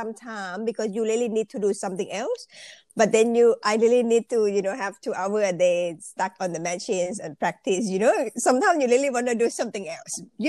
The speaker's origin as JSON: {"language": "English", "region": "Bangkok", "country": "Thailand", "tie": "born or raised there", "second_language": "English", "moved": "as an adult", "lives_now": "Australia", "said": "I actually Thai people. I'm from Thailand. So I born in Bangkok, and I've been studying and working in Bangkok"}